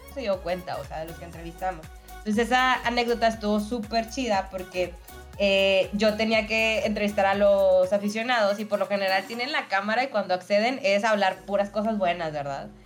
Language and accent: Spanish; Monterrey, Nuevo León, Mexico; soy regia